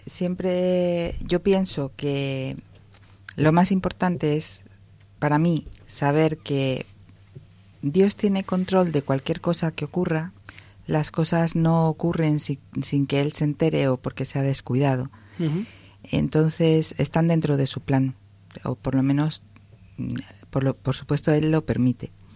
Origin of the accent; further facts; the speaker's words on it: Spain; moved away; nosotros somos españoles